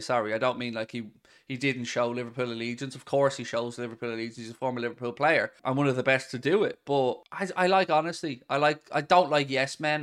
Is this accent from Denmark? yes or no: no; Ireland; we were spoiled growing up in Ireland